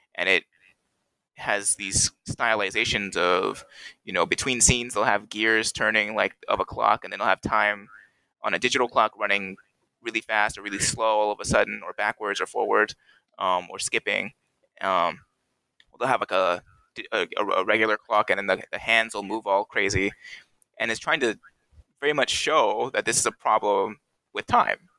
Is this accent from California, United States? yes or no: yes; Cerritos, California, United States; in my home city, in my hometown of Cerritos